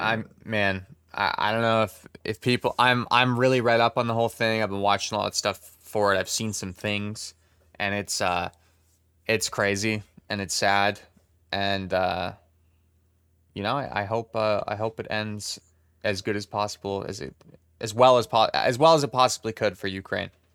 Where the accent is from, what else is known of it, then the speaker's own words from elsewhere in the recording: Canada; we're Canadian